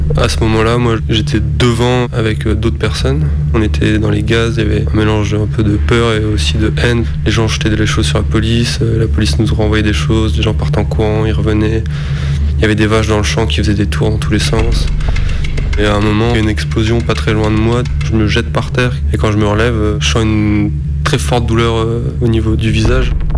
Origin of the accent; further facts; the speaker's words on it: Lille, Hauts-de-France, France; Je viens de Lille, j'ai 25 ans.